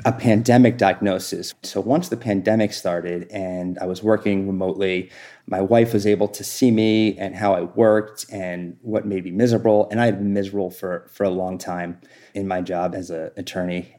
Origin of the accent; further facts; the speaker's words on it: New York, United States; also born or lived in New Jersey; I moved before fourth grade, I moved from New Jersey to New York